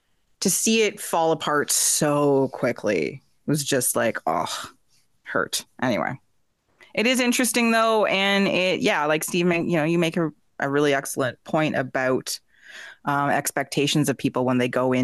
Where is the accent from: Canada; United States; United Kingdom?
Canada; Peterborough, Ontario; Peterborough is my hometown and that's where I first played soccer and that's where I fell in love with the sport